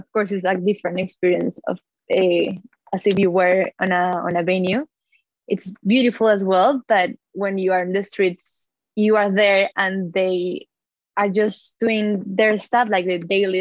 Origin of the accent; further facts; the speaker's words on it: Colombia; now in Melbourne, Australia; I'm originally from Colombia, and I'm living nowadays